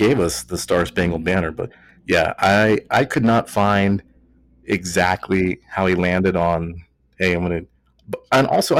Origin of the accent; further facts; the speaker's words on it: Texas, United States; accent: Texas; Four beers deep here with my Texas accent.